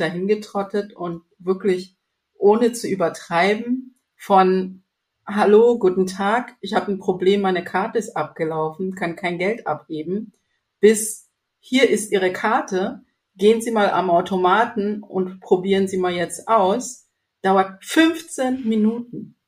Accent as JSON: {"language": "German", "country": "Zambia", "moved": "yes", "said": "ich komme aus ähm, nicht aus der Hauptstadt, sondern wirklich vom äh, Dorf ohne Strom, ohne Wasserleitung"}